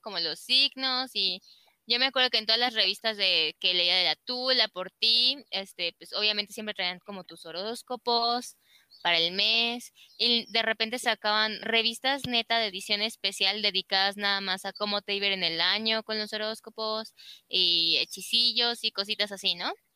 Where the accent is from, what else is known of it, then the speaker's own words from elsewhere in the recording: Celaya, Guanajuato, Mexico; yo nací aquí en Celaya